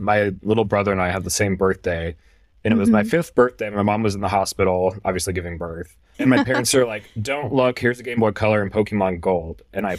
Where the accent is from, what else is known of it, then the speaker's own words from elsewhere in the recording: Hawaii, United States; I grew up in Hawaii, so I know a lot of the history and a lot of what went on there, because I lived there and grew up there.